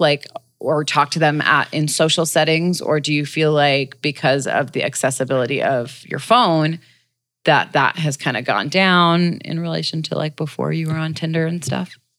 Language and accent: English; Los Angeles, California, United States; LA natives. I'm definitely like